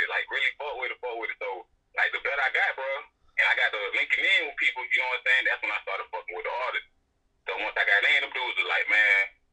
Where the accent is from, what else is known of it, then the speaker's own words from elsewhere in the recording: Brunswick, Georgia, United States; I'm from Brunswick, Georgia, baby, bro.